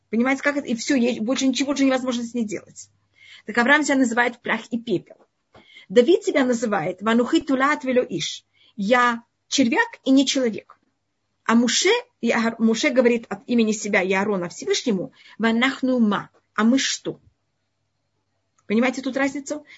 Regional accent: Tashkent, Uzbekistan; moved away; я родилась в Узбекистане, в Ташкенте

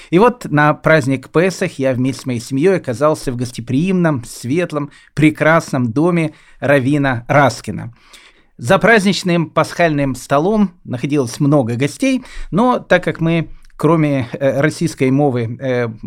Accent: Kyiv, Ukraine; У меня спросили, откуда я приехал. Я сказал, что я приехал из города Киева.

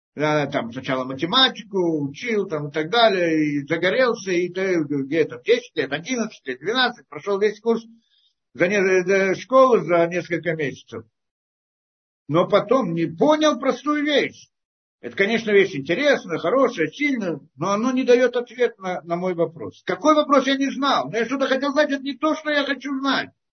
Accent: Russia

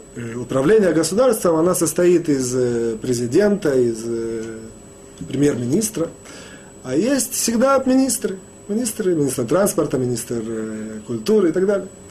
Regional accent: Russia; moved away; мы, евреи, выходцы из России

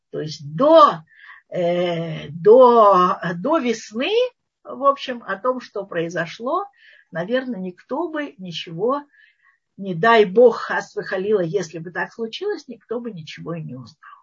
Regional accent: Moscow, Russia; moved away as an adult; now in Israel; мы москвичи

